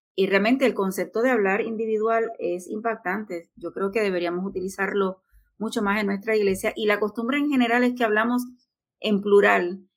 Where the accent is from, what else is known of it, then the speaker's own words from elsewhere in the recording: Puerto Rico; Aidita y yo somos de Puerto Rico